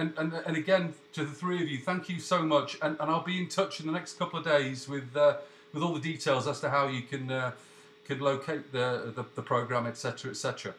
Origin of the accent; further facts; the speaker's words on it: England, United Kingdom; moved away; I've been here a long old while, but, you know, I mean, I'm as English as they come. I mean, I'm back every 5 minutes. I live in a little bubble here